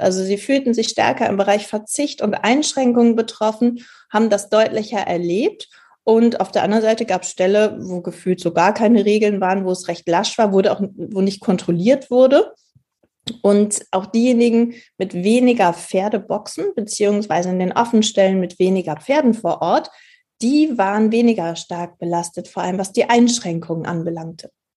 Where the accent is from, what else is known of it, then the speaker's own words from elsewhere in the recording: Germany; bei uns in Deutschland